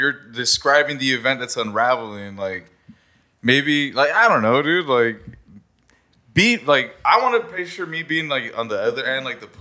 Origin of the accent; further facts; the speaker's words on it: Mexico; moved away; also born or lived in Hawaii; Growing up in Mexico